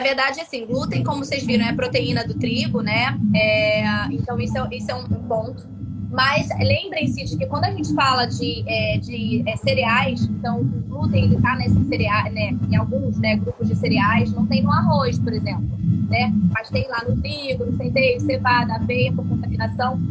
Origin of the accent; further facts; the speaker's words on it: Rio de Janeiro, Brazil; accent: carioca; eu sou carioca, tá? Carioca tem algumas gírias.